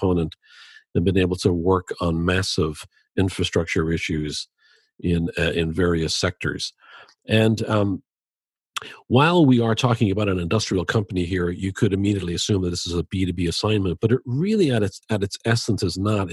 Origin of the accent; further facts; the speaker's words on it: Dublin, Leinster, Ireland; now in Chicago, United States; I grew up in Dublin